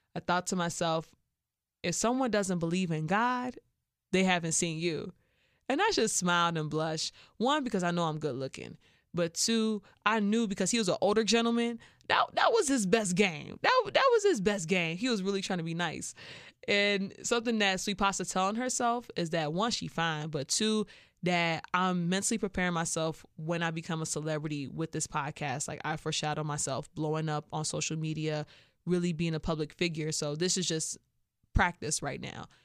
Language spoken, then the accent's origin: English; Chicago, Illinois, United States; I'm from Chicago